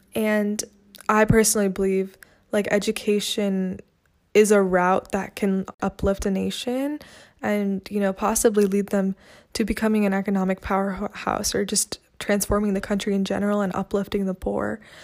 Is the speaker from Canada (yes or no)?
no; California, United States; also born or lived in Chennai, India; I'm from California, but my parents are from India